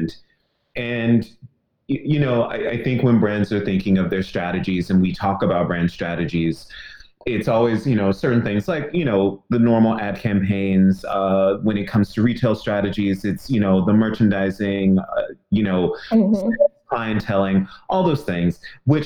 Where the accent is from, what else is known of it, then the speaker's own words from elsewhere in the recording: New York, United States; as a New Yorker